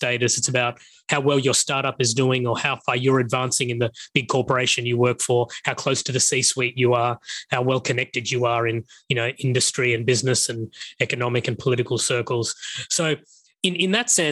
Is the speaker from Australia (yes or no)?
yes; Australia; moved away as an adult; also born or lived in Sri Lanka; now in Singapore; I spent the next 30 years of my life growing up in Australia. So culturally, I'm very much Australian